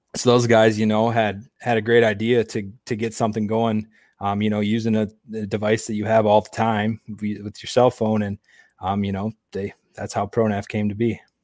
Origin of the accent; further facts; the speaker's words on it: Grand Rapids, Michigan, United States; also born or lived in Houghton, Michigan; I'm originally from Grand Rapids, Michigan